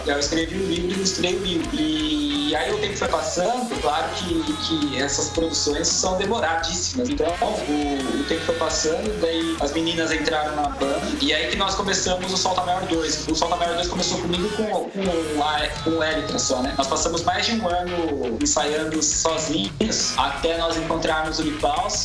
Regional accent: Osasco, São Paulo, Brazil; Eu sou de Osasco

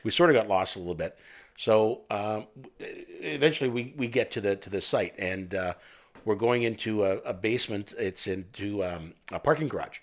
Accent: Canada; I'm French Canadian

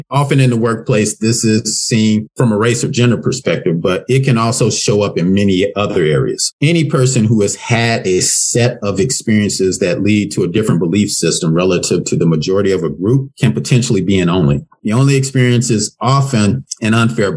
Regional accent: Memphis, Tennessee, United States; moved away; also born or lived in Florida; growing up in Memphis

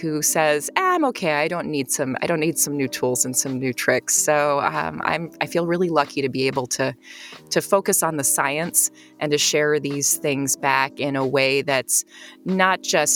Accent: United States; also born or lived in Czech Republic; now in Chicago, United States; I moved back to the U.S. I'm an American, and based here in Chicago

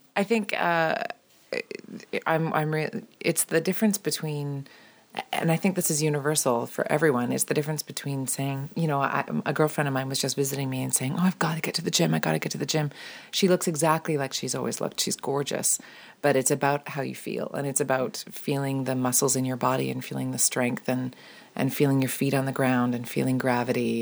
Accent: Ontario, Canada; as a young girl growing up in Ontario

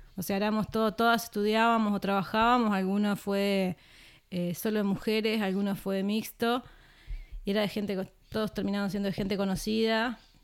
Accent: Trinidad, Flores, Uruguay; moved away as an adult; also born or lived in Montevideo; Yo soy de Trinidad, la ciudad de Trinidad, Flores

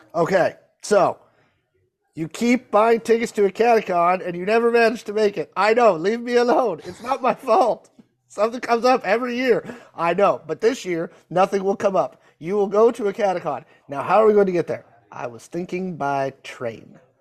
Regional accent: Pacific Northwest, United States; I'm from the Pacific Northwest

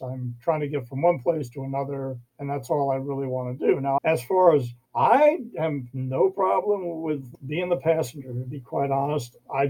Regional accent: New York City, New York, United States; moved away as an adult; also born or lived in Missouri / Baltimore / Virginia / Florida; now in Glendale, United States; I grew up in New York, in the city. That's where I learned to drive

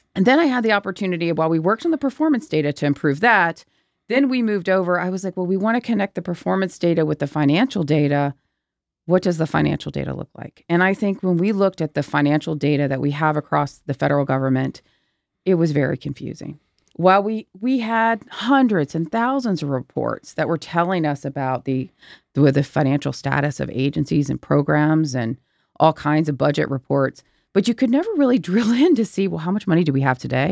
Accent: Virginia, United States; Virginia, my home state

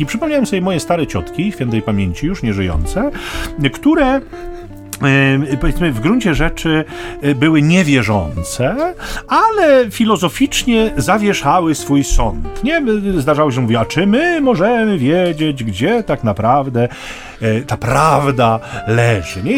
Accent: Sztum, Pomeranian Voivodeship, Poland; ja pochodzę ze Sztumu

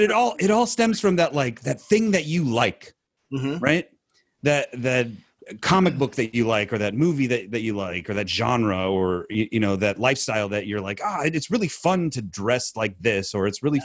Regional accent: California, United States; we're from California

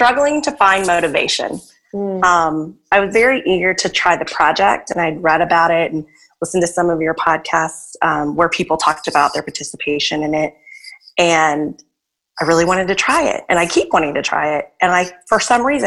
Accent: Arkansas, United States; now in New Orleans, United States; I'm originally from Arkansas, a really small town there

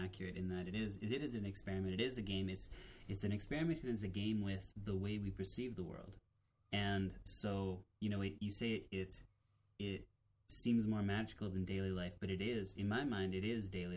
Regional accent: Western Canada, the Prairies, Canada; I grew up more in the northern plains

